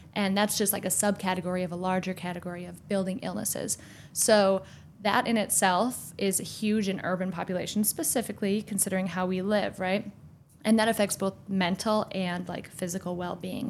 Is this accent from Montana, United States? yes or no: no; Minnesota, United States; moved away as an adult; now in Washington, D.C., United States; I moved here from Minnesota, also from a small town